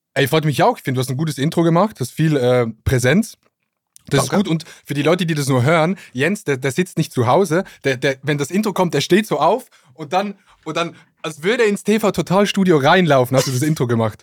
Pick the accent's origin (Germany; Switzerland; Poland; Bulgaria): Switzerland; accent: Swiss Standard German; ich komme ja aus der Schweiz und da hat es viele Vorteile. Schönes Land, äh, Roger Federer und FC Basel